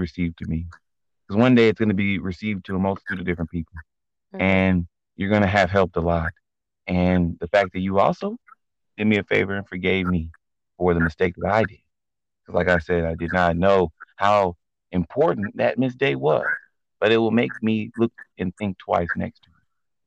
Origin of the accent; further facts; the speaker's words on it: Nigeria; I'm Nigerian